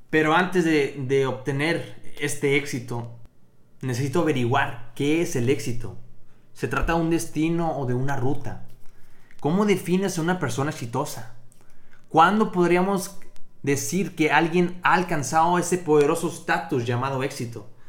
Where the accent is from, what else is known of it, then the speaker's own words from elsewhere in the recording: Matamoros, Tamaulipas, Mexico; yo soy de Matamoros, Tamaulipas, al norte de México.